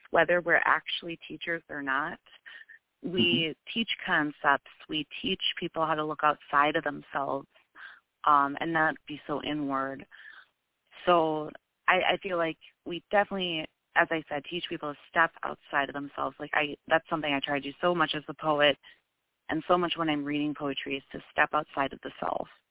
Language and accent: English; Wisconsin, United States; accent: Wisconsinite; my uh Wisconsinite accent